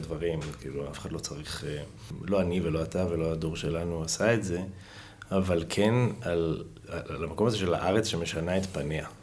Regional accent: Haifa, Haifa District, Israel

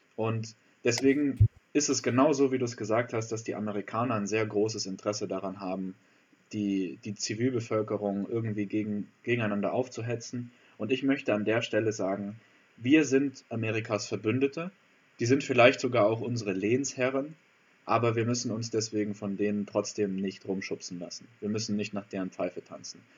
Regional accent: Germany; für uns als Deutsche

